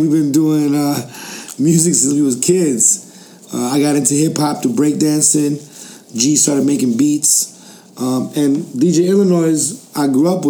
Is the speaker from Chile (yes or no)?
yes; Chile; Me and my brother G, we're originally from Chile. Our families are from Chile. We're products of exile.